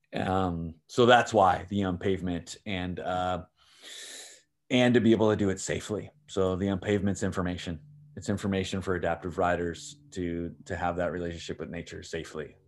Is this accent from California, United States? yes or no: yes; San Diego, California, United States; I've lived in California my entire life, born and raised in San Diego